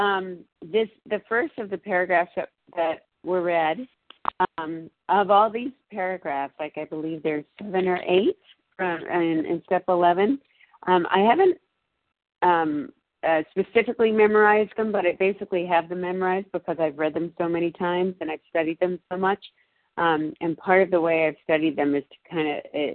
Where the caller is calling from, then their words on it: Massachusetts, United States; I'm calling in from Massachusetts